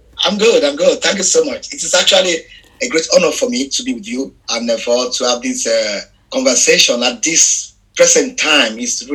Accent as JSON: {"language": "English", "region": "Lagos", "country": "Nigeria", "tie": "born or raised there", "second_language": "English", "said": "I am based in Lagos. I was born in Lagos in Ejigbo. Mm-hmm. I grew up there. I have all my life. I spent all my life there. My parents are actually from Ejigbo."}